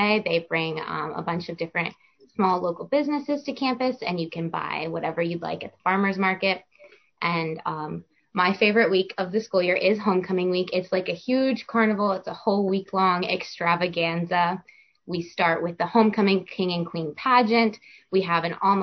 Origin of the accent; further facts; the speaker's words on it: Orlando, Florida, United States; I'm from Orlando, Florida.